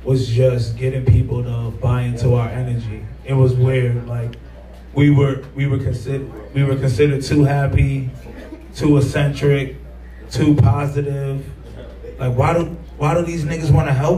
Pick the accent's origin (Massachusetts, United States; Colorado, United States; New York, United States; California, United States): New York, United States; New York City; moved away as an adult; now in Chicago, United States; we grew up in the same, like, you know, same environment in Coney Island